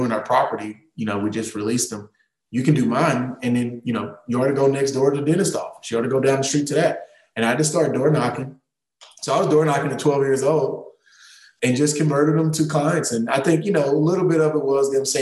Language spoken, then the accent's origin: English; Tyler, Texas, United States; born and raised in East Texas, single mom, humble beginnings